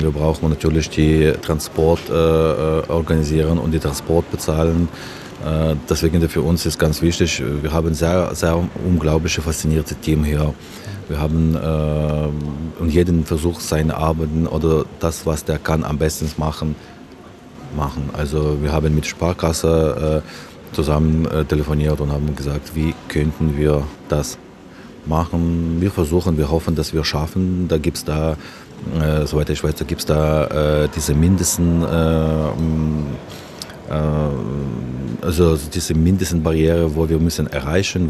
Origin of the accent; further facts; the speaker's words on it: Ukraine; moved away; meine Heimat